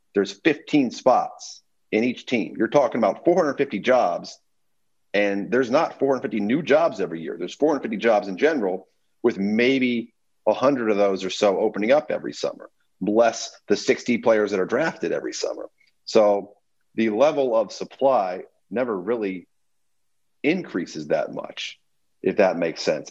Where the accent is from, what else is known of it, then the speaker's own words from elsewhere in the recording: Memphis, Tennessee, United States; I grew up in Memphis